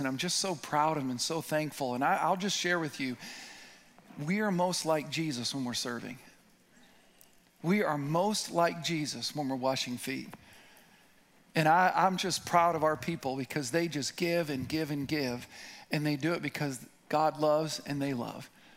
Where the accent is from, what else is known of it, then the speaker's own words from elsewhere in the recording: Midwest, United States; I'm from the Midwest